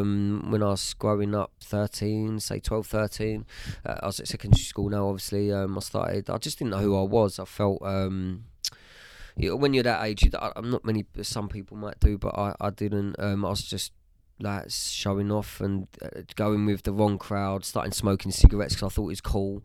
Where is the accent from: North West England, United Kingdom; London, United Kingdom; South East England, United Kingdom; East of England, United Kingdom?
East of England, United Kingdom; Bishop's Stortford; also born or lived in Harlow / Stansted Mountfitchet; I was born in Harlow, uh, lived in Harlow, um, till I was about seven. um, moved to Stansted Mount Fidget, which is just outside of Bishop's Stortford